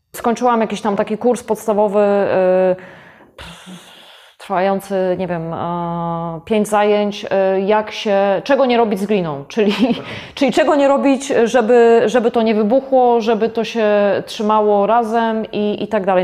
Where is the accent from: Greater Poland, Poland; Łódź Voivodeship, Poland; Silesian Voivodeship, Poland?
Greater Poland, Poland; Gostyń; jestem rodowitą gostynianką